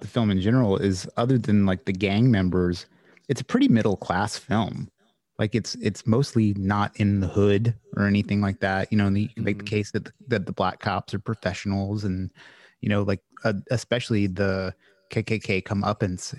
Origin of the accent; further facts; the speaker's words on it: Louisiana, United States; I'm from Louisiana